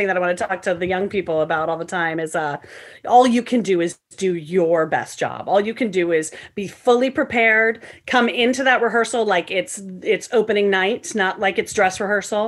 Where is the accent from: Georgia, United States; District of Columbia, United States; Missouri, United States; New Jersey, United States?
Missouri, United States; St. Louis; I grew up in St. Louis, Missouri